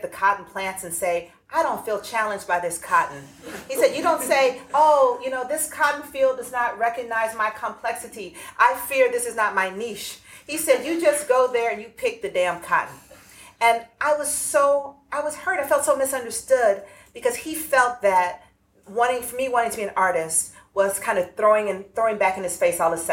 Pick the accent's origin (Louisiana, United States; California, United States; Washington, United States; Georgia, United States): Georgia, United States; Atlanta; I grew up in the urban South. I grew up in Atlanta